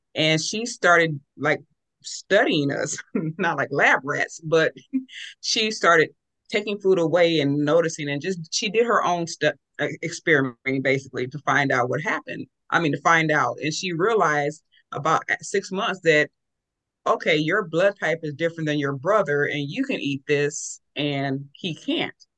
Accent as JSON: {"language": "English", "region": "California", "country": "United States", "tie": "born or raised there", "said": "I was raised in California"}